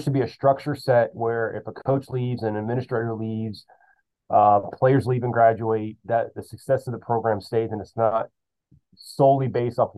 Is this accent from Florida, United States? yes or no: yes; Central Florida, United States; now in West Palm Beach, United States; I'm from Central Florida, which is the same as Miami